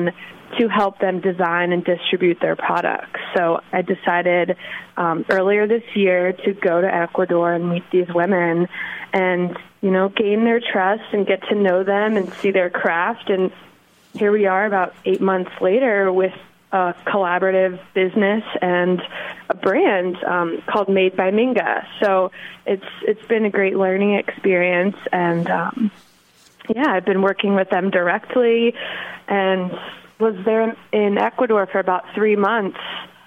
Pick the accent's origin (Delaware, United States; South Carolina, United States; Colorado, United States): Delaware, United States; moved away as an adult; also born or lived in Virginia / Australia; growing up in Delaware